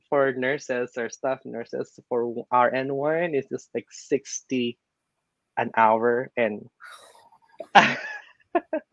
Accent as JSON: {"language": "English", "country": "Philippines", "moved": "as an adult", "lives_now": "San Francisco, United States", "said": "I came from the Philippines, guys, and I studied there"}